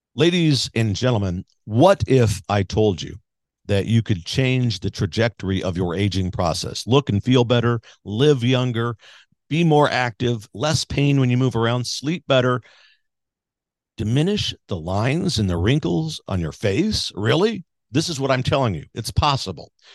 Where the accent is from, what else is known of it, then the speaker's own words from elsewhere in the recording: Missouri, United States; Missouri, my home state